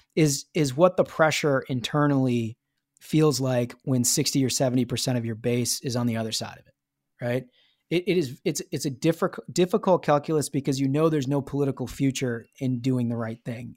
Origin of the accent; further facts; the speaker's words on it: Minnesota, United States; being a Minnesotan.